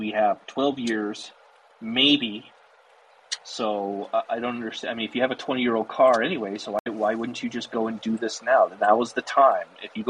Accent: Colorado, United States; Yeah, I'm always a little chilly. Yeah, too. I'm from Colorado.

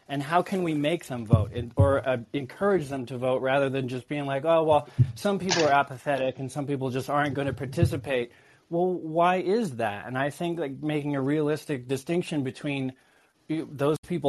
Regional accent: Maine, United States; I'm from Maine.

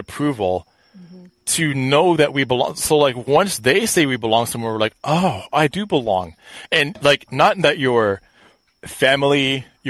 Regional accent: Canada; where I'm from, and then I told them Canada

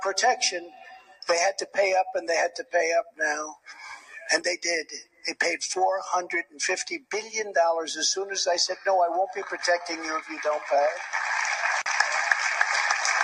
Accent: New York, United States; I was from New York.

